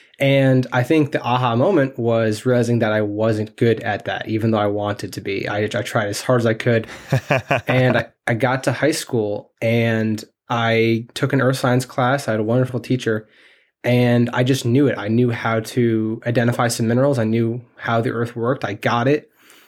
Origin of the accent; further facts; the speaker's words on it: New York, United States; I am from New York, yes.